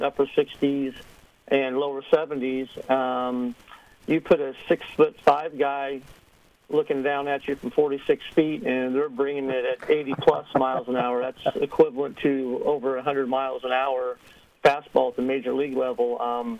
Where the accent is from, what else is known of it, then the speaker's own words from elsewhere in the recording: Melcher-Dallas, Iowa, United States; I'm from Melcher, Dallas, Iowa